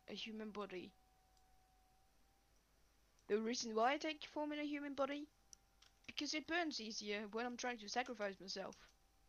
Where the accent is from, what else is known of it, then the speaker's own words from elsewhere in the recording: Finland; Aha, yes, I'm from the Scandinavian country, Finland.